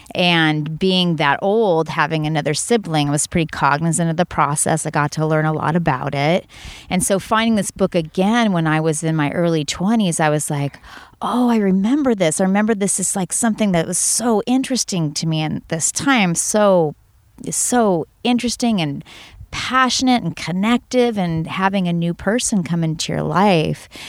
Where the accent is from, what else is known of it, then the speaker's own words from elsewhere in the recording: Santa Cruz, California, United States; I'm from Santa Cruz